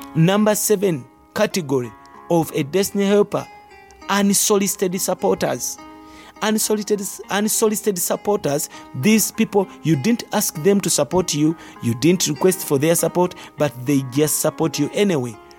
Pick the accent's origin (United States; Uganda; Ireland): Uganda; our country is a third world country, but Uganda is in Africa. That's where we come from